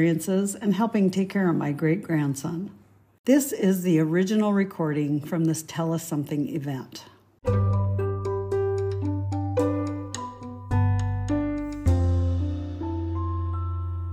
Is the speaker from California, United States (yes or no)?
no; Missoula, Montana, United States; also born or lived in Virginia / Alberton, Montana; I moved from Virginia to Missoula when I was 5